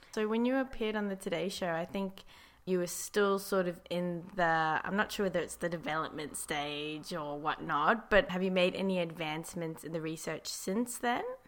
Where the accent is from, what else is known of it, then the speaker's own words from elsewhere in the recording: South Africa; I am actually from South Africa